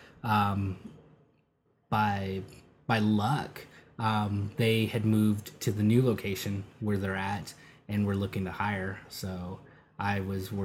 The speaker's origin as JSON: {"language": "English", "town": "Rialto", "region": "California", "country": "United States", "tie": "born or raised there", "also_born_or_lived": "Redlands, California / Los Angeles, California / Riverside, California", "said": "Pretty much raised in Rialto"}